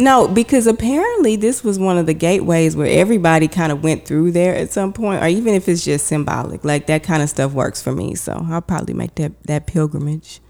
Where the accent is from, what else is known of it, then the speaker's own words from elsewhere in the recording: Houston, Texas, United States; moved away as an adult; now in New York City, United States; I'm from Houston, Texas